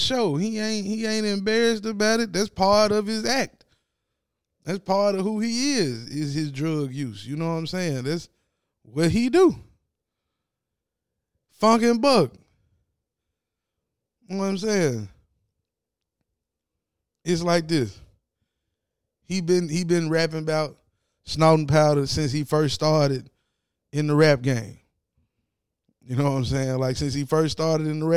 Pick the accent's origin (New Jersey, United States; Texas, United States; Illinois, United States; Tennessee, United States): Tennessee, United States; about 50 miles north of Memphis, West; I'm from West Tennessee, about 50 miles north of Memphis